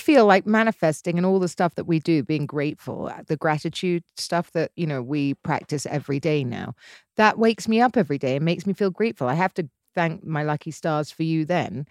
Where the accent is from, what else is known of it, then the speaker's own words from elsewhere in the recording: England, United Kingdom; I'm English and used to English men